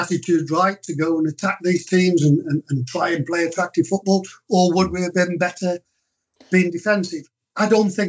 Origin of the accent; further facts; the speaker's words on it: Stoke-on-Trent, West Midlands, United Kingdom; I was brought up in Stoke